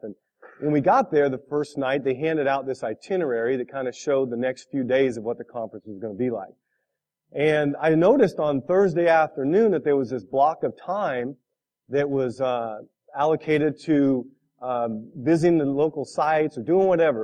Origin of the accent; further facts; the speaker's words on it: California, United States; moved away as an adult; now in Midwest, United States; I'm a California kid. I grew up in California 24 years of my life